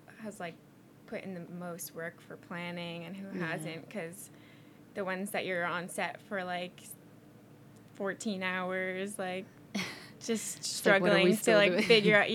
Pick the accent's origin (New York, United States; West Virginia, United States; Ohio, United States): New York, United States; Long Island; I'm from Long Island, but I go to school in Brooklyn College